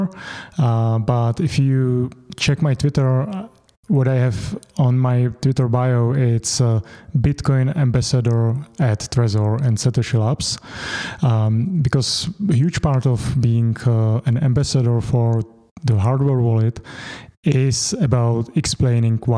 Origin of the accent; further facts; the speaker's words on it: Czechia; first language Czech; English is a second language